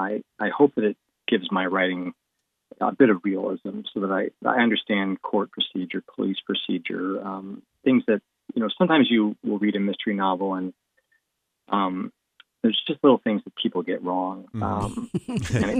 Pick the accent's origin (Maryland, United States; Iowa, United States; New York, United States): New York, United States; Finger Lakes, upstate; moved away as an adult; now in Columbus, United States; I grew up in the Finger Lakes in upstate New York in an extremely rural area